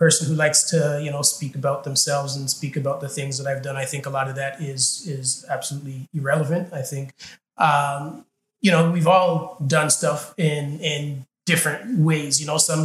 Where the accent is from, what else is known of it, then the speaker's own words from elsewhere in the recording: Toronto, Ontario, Canada; where I grew up in Scarborough.